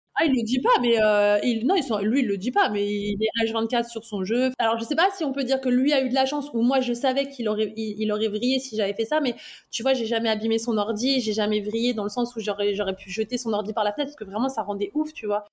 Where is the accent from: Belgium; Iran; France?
France; Val-d'Oise, Île-de-France; also born or lived in Neuilly-sur-Seine; on a grandi dans le, dans le Val d'Oise.